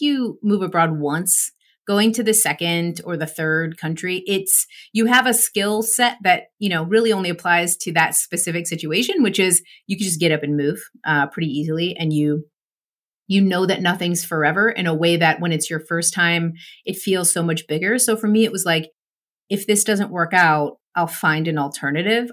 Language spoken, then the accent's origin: English; United States; moved away as an adult; also born or lived in Erfurt, Germany; as an American moving to East Germany